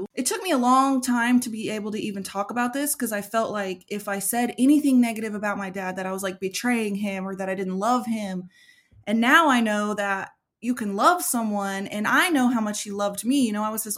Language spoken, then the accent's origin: English; Oklahoma, United States; I was born and raised here in Oklahoma where I live.